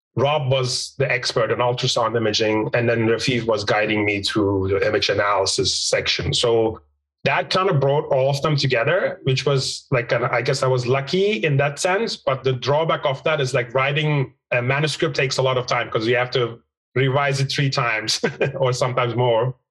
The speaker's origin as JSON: {"language": "English", "country": "Turkey", "also_born_or_lived": "Istanbul, Turkey / Vancouver, Canada", "moved": "as an adult", "said": "I'm from Turkey originally, Istanbul Technical University"}